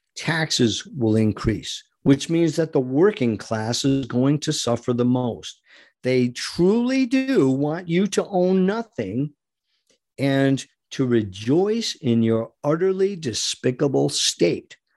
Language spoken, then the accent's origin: English; United States; We are American citizens